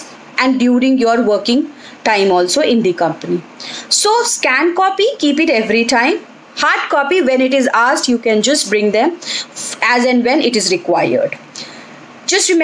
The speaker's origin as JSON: {"language": "English", "country": "India", "said": "we being an Indian"}